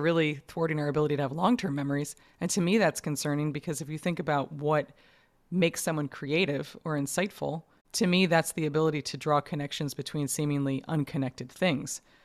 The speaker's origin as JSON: {"language": "English", "region": "New York", "country": "United States", "tie": "born or raised there", "said": "I grew up in New York"}